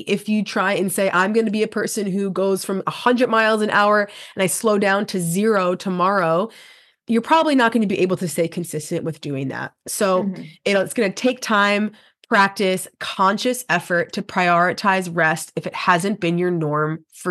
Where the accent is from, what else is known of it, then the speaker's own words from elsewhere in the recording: New York, United States; I am being from New York, very fast person